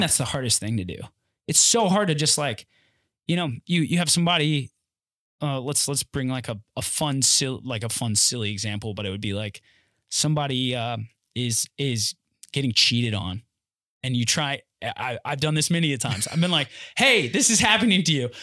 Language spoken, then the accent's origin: English; North Carolina, United States; where I'm from North Carolina, born and raised